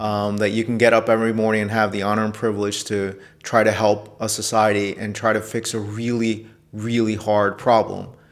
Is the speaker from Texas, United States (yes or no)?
no; New York City, New York, United States; also born or lived in Detroit; I was born in New York City